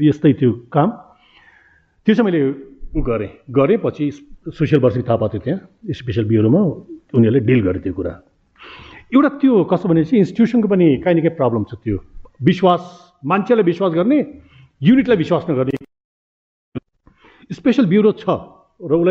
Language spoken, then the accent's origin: Nepali; Kailali, Sudurpashchim Province, Nepal; मेरो घर त कैलाली हो